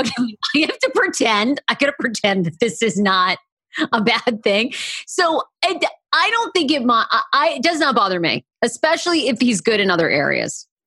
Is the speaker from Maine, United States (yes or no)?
yes; Maine, United States; moved away as an adult; now in Washington, D.C., United States; I'm originally a Mainer, but I have lived in D C now for, like, fourteen or fifteen years